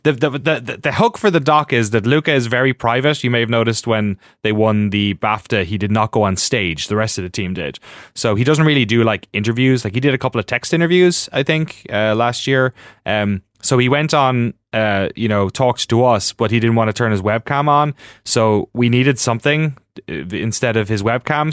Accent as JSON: {"language": "English", "country": "Ireland", "tie": "born or raised there", "moved": "as an adult", "lives_now": "United States", "said": "growing up in Ireland, watching GameSpot at home"}